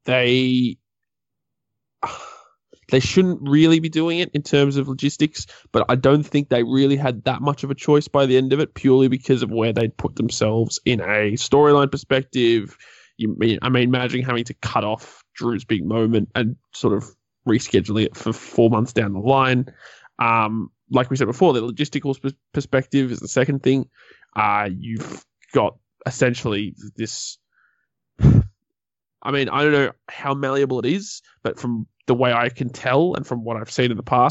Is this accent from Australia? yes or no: yes; Australia; we're Australian